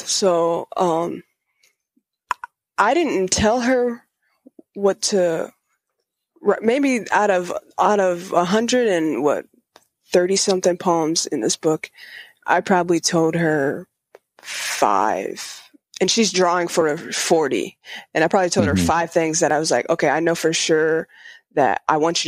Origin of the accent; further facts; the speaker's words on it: Spring Lake, Michigan, United States; I'm from Michigan, Spring Lake area, which is Grand Rapids